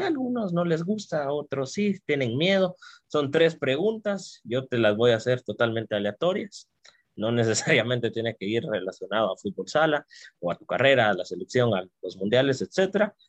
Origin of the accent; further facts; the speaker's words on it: Guatemala; como guatemaltecos y guatemaltecas